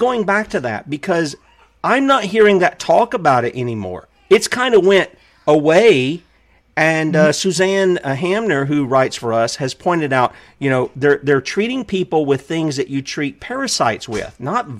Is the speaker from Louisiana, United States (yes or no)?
no; South Carolina, United States; As an American, actually a South Carolinian living in the U.S. occupied state of South Carolina